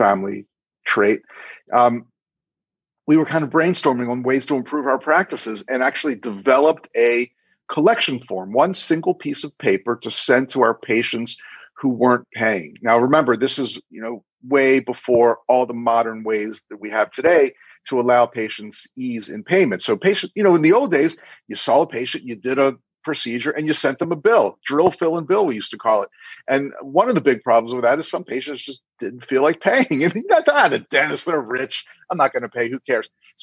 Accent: Baltimore, Maryland, United States; also born or lived in Miami Beach; I attended dental school at University of Maryland in my hometown of Baltimore, where I still live

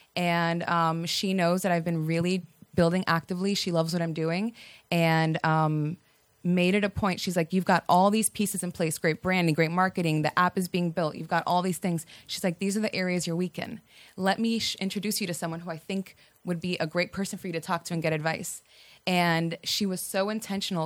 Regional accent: Miami, Florida, United States; moved away as an adult; also born or lived in Virginia / Washington, D.C.; now in Atlanta, United States; I am from Miami, and I'm first generation Cuban American

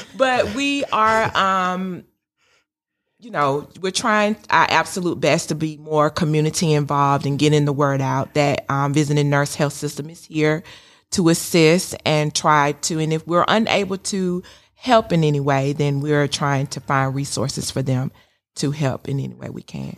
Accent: Sandersville, Georgia, United States; moved away as an adult; also born or lived in Macon, Georgia; now in Kennesaw, United States; I'm originally from Sandersville, Georgia

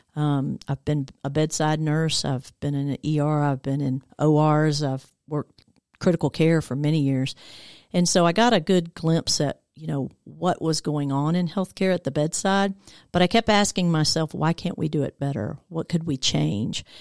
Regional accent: Decatur, Georgia, United States; I grew up over in Decatur area. Actually, I've been in Metro Atlanta almost my whole life

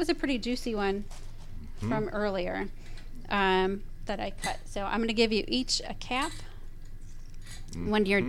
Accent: Wisconsin, United States; moved away; I'm not from Minnesota, but close enough. I'm from Wisconsin

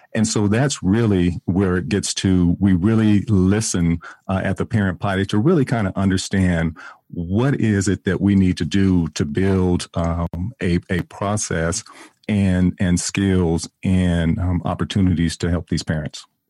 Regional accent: San Diego, California, United States; now in Atlanta, United States; I'm originally from San Diego, California

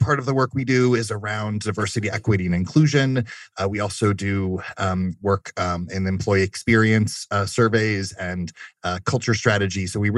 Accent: Germany; Fun fact, I grew up in Germany.

